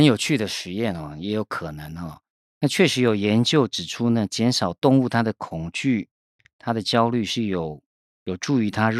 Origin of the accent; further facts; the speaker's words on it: Taiwan; 那猪肉呢是我们台湾人最主要的啊食用肉类之一哈。